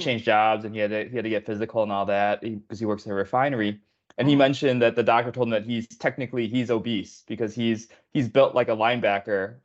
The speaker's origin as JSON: {"language": "English", "region": "Illinois", "country": "United States", "tie": "born or raised there", "said": "Illinois is my home state too"}